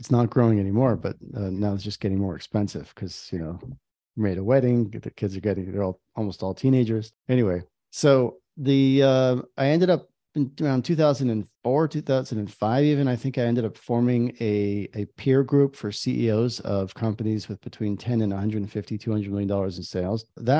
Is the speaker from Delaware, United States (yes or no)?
no; New York, United States; now in Israel; I am in Israel and I've been here for many years. I grew up in New York. That's a small town on the East Coast.